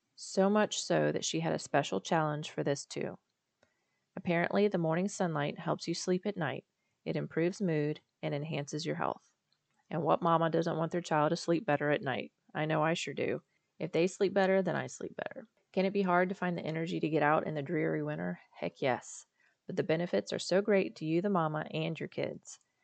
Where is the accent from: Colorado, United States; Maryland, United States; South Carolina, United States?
South Carolina, United States; Charleston; also born or lived in Florida; now in Virginia, United States; I'm from Charleston, South Carolina, and before that, Florida